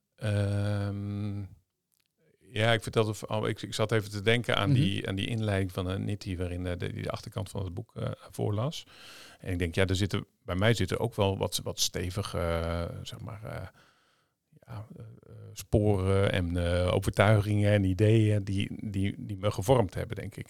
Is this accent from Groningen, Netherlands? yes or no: no; Zeeland, Netherlands; moved away; also born or lived in Vlissingen; ik kom uit Zeeland